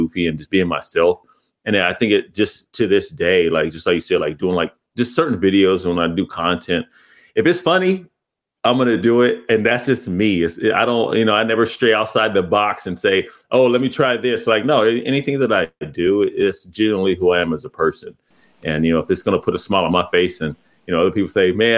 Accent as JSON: {"language": "English", "town": "Pomona", "region": "California", "country": "United States", "tie": "born or raised there", "said": "I grew up in Pomona, California"}